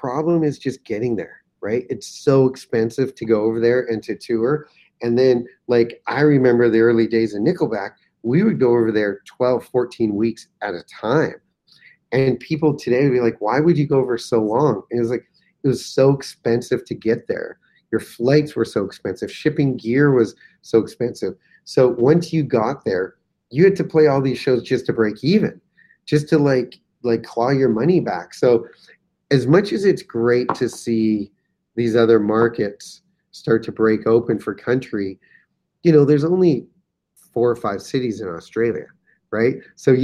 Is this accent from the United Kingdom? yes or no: no; Canada; being Canadian